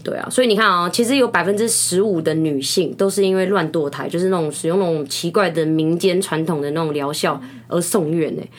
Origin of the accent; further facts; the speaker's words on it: Taiwan; moved away; also born or lived in Cebu, Philippines; 我在这边长大嘛，就国中的时候